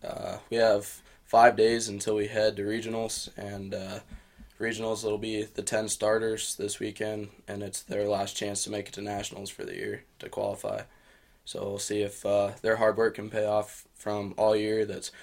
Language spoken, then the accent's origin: English; Denison, Iowa, United States; moved away; I'm from Denison, Iowa, and I'm a junior here at BBU.